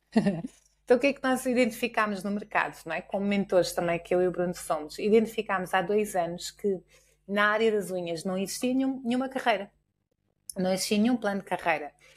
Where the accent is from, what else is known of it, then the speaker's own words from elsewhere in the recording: Portugal; nós enquanto portugueses